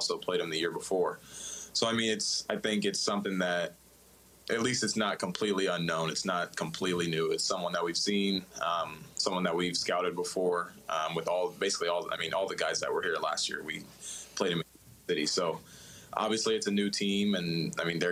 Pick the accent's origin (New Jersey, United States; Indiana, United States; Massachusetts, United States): Indiana, United States; growing up in Indiana